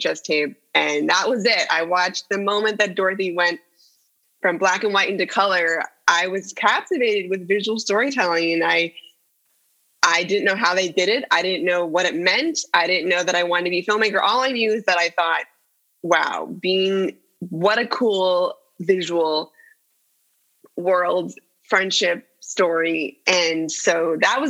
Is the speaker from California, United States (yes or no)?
yes; San Jose, California, United States; I grew up in the Bay Area, yeah, in San Jose